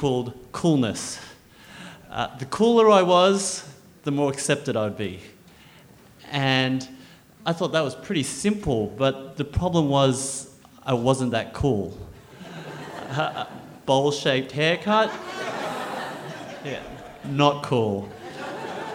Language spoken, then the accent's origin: English; Canberra, Australian Capital Territory, Australia; Growing up in Australia as a little Chinese boy in Canberra